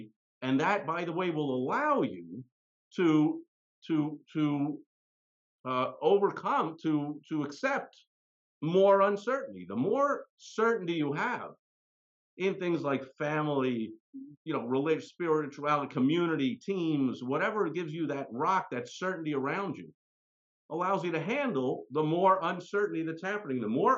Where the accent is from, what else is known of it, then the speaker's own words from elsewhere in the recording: New York, United States; So for instance, I'm from New York, and still to this day, I'm a loyal, diehard fan of my beloved but dilapidated, disappointing New York Mets.